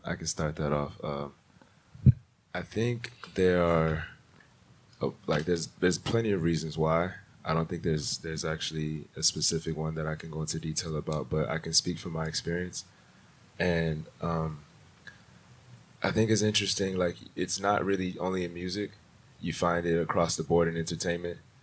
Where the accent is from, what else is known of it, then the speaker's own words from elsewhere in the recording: Houston, Texas, United States; also born or lived in Nigeria; I'm originally from Houston, Texas. I'm Nigerian.